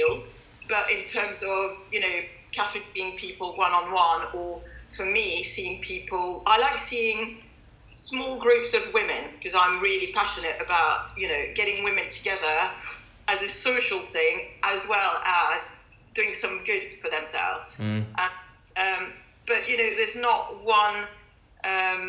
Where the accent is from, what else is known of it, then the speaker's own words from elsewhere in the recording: France; also born or lived in London; now in Kent, United Kingdom; Growing up in France